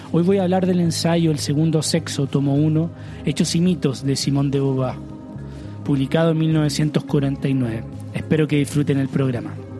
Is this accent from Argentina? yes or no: no; Chile; En mi país, Chile